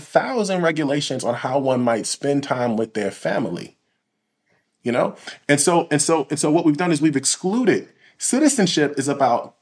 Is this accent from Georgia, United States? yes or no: no; Illinois, United States; in Illinois